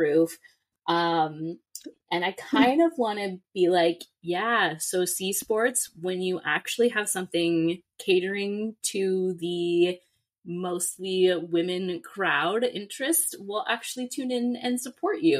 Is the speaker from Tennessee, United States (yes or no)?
no; Southern California, United States; I grew up in Southern California, so I'm a big UCLA fan.